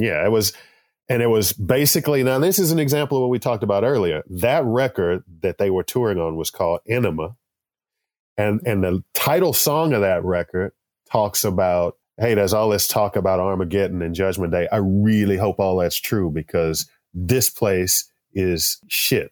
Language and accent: English; Texas, United States; I grew up here in Texas